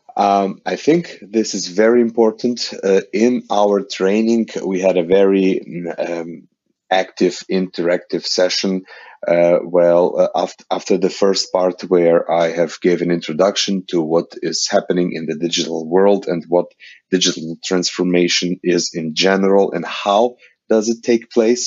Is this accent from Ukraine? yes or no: yes; Ukraine; I am coming from Ukraine